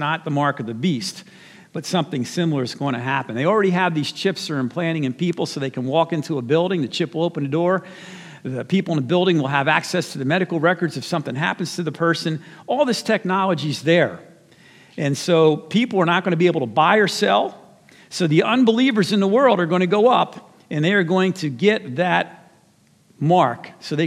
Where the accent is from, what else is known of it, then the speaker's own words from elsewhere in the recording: New Jersey, United States; my home state of New Jersey